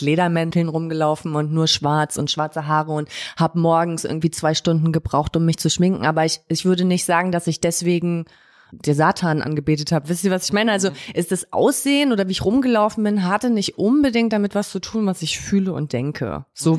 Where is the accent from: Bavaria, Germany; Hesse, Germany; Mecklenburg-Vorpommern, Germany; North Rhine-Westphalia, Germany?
Mecklenburg-Vorpommern, Germany; Zinnowitz; moved away; als ich damals äh, weggezogen bin aus Mecklenburg-Vorpommern